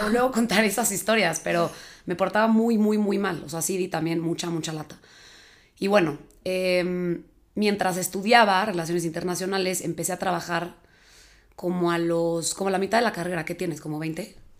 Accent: Mexico City, Mexico; igual nací en la Ciudad de México, vivo aquí

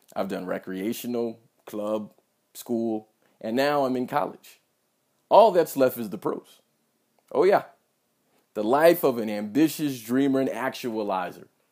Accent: United States; I'm an American

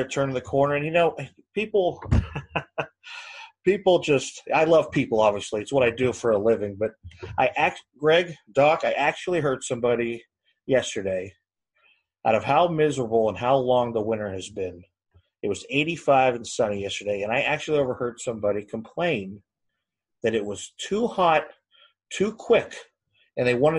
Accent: Northeast Ohio, United States; moved away as an adult; also born or lived in Georgetown, Kentucky; moving back here to Northeast Ohio, my hometown

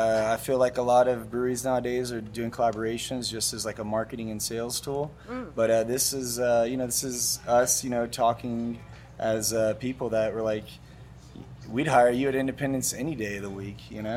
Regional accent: Houston, Texas, United States; Jerry and I grew up in H-Town.

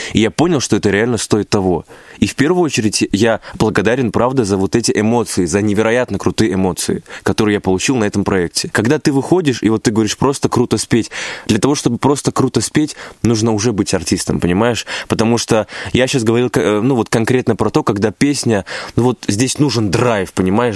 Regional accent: Stavropol Krai, Russia; мой родной край, где я родился, где я вырос

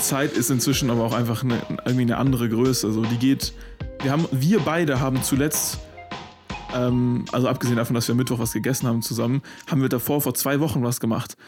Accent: Freiburg, Baden-Württemberg, Germany; da wo Maxi und ich aufgewachsen sind in Freiburg

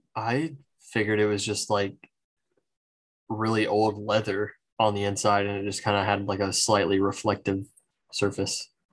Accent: Georgia, United States; in my hometown

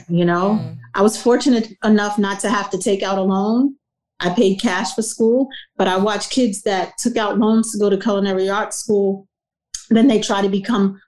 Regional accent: New York City, New York, United States; moved away; growing up where I grew up in South Jamaica, Queens in the 80s

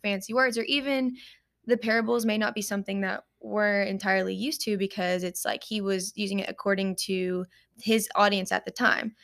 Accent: Paducah, Kentucky, United States; I was born and raised here in Paducah, Kentucky

